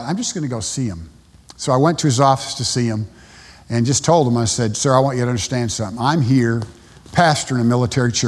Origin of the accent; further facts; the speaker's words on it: United States; moved away as an adult; also born or lived in Panama; I'm an American